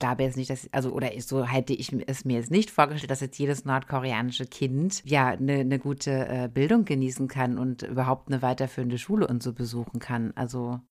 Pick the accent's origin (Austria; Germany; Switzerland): Germany; bei uns in Deutschland